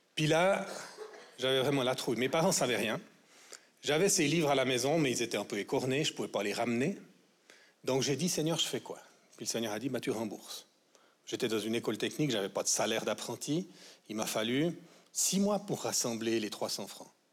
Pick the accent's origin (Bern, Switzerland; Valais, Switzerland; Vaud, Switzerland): Vaud, Switzerland; en tant que vaudois